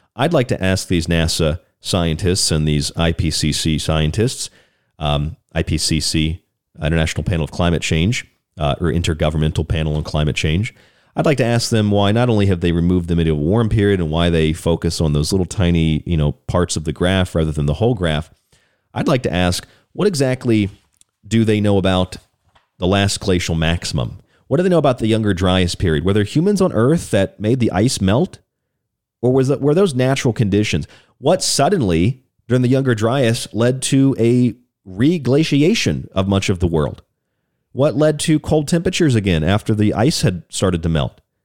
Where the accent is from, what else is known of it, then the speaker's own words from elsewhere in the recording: Orlando, Florida, United States; also born or lived in Morgantown, West Virginia; now in Tucson, United States; down in Florida, my home state in Orlando, where I lived a lot of, lot of years